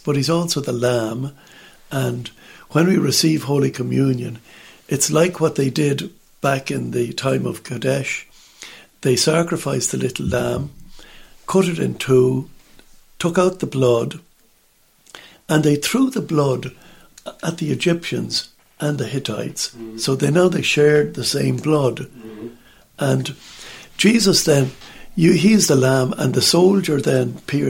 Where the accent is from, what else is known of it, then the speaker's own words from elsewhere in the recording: Ireland; in Ireland, we just sit there on the benches, we kneel